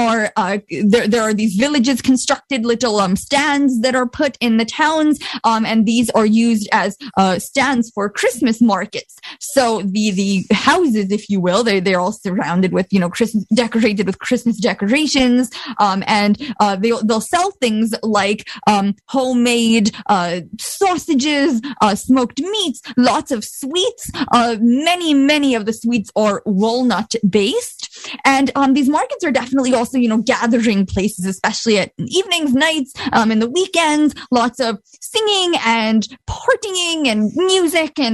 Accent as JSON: {"language": "English", "country": "Bosnia & Herzegovina", "moved": "yes", "said": "I'm from Bosnia, but ethnically I'm Croat."}